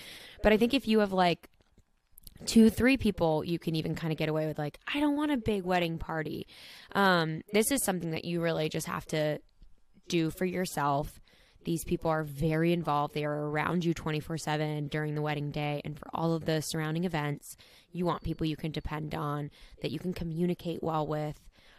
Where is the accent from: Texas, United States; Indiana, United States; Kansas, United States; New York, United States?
Texas, United States; San Antonio; I'm 21 and from San Antonio, Texas.